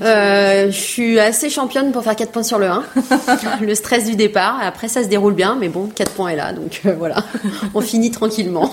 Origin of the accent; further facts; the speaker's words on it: Haute-Savoie, Auvergne-Rhône-Alpes, France; à la base, je suis de Haute-Savoie. J'ai fait mes études juste à côté de Genève